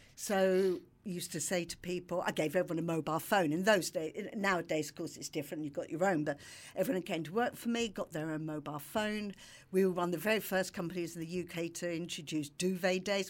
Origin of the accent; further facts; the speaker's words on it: London, United Kingdom; moved away; also born or lived in Brighton; I'm from London